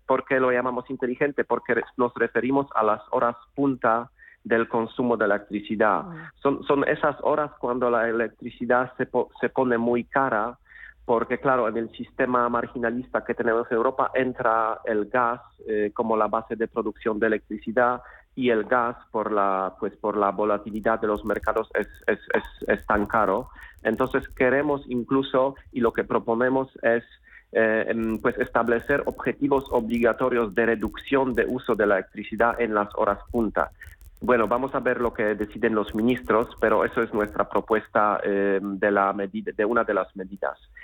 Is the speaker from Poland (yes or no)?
yes; Poland; now in Madrid, Spain; Soy polaco